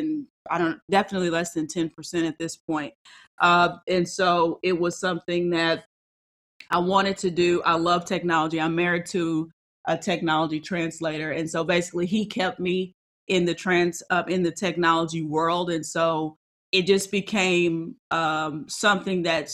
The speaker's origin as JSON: {"language": "English", "region": "Texas", "country": "United States", "said": "I am a Texan."}